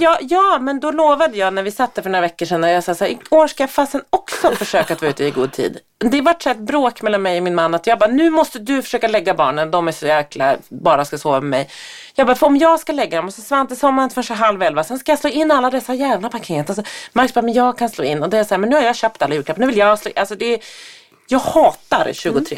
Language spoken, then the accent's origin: Swedish; Härnösand, Västernorrland County, Sweden; moved away; Härnösand där jag kommer ifrån, där min mamma och pappa bor